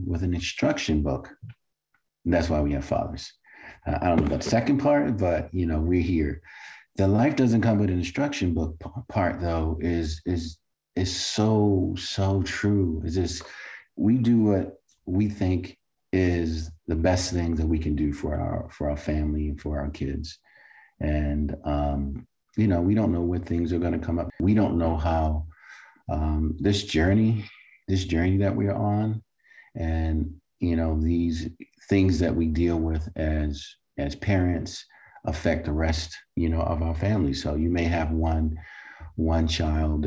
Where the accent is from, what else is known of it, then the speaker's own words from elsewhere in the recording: Baltimore, Maryland, United States; as a child growing up in Baltimore